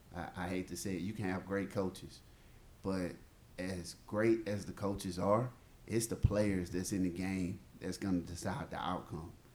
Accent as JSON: {"language": "English", "region": "Mississippi", "country": "United States", "said": "I'm from the South. I'm from Mississippi."}